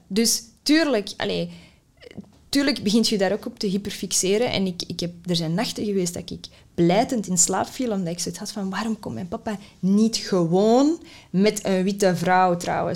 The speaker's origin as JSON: {"language": "Dutch", "town": "Mechelen", "region": "Flanders", "country": "Belgium", "tie": "born or raised there", "first_language": "Dutch", "said": "Ik ben hier opgegroeid voor het grootste deel. Ik heb, mijn moedertaal is Nederlands."}